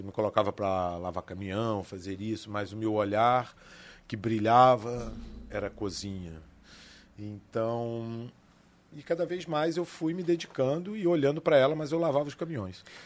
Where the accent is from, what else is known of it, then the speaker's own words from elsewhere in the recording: Areal, Rio de Janeiro, Brazil; eu sou nascido e criado na cidade de Areal